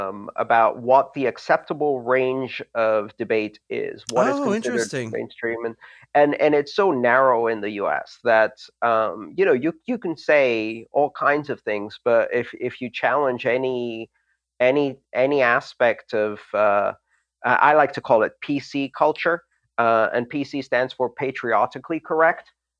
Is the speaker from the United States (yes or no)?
no; Greece; English is a second language; Like when I grew up in Greece, that we always discussed those things at the dinner table with our parents